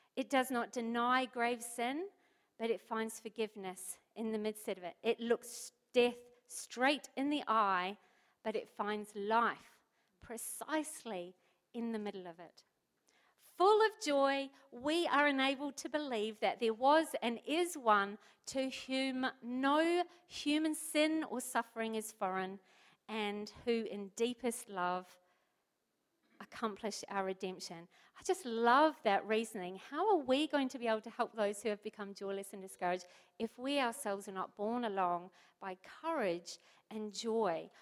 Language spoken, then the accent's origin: English; New Zealand; moved away as an adult; now in Port Lincoln, Australia; I'm from New Zealand